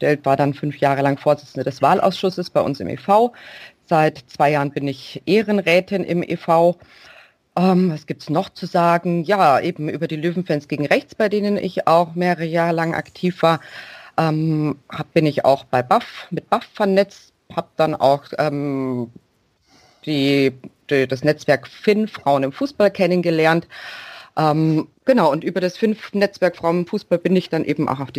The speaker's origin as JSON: {"language": "German", "town": "Munich", "region": "Bavaria", "country": "Germany", "said": "ich bin aus München"}